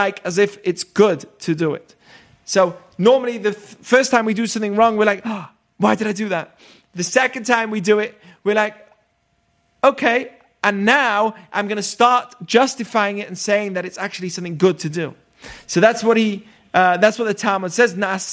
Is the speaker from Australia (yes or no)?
no; England, United Kingdom; moved away; I grew up in England.